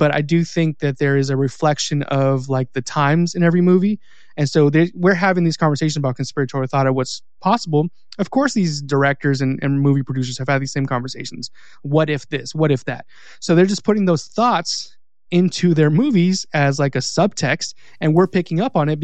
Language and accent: English; California, United States; now in Mississippi, United States; I live in Mississippi, but like, I'm Mexican from California.